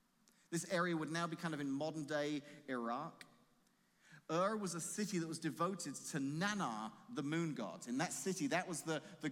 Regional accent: England, United Kingdom; moved away as an adult; now in Washington, Illinois, United States; leave my home, my family, the country I grew up

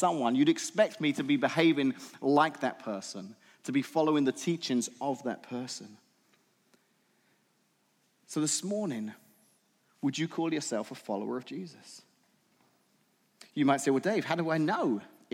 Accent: England, United Kingdom; moved away; I'm from England

